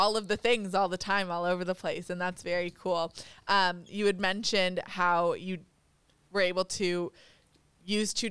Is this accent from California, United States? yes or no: yes; Monterey, California, United States; I'm from Monterey